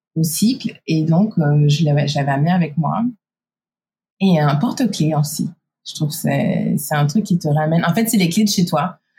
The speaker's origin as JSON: {"language": "French", "region": "Geneva", "country": "Switzerland", "tie": "born or raised there", "moved": "as an adult", "lives_now": "United States", "said": "j'ai grandi à Genève, mais par contre, je suis née aux États-Unis"}